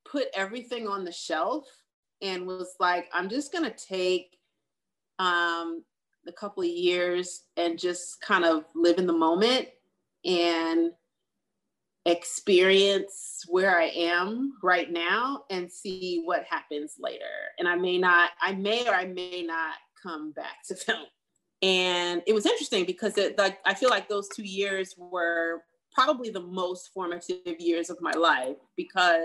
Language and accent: English; New Jersey, United States; also born or lived in New York; now in Los Angeles, United States; coming from New Jersey, I'm from New Jersey